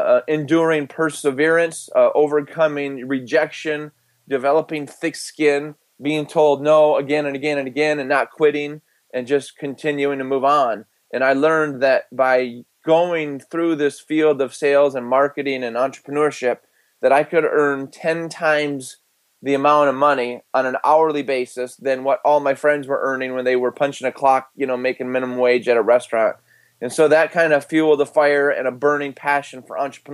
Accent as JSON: {"language": "English", "region": "Michigan", "country": "United States", "tie": "born or raised there", "said": "I was born and raised in Michigan"}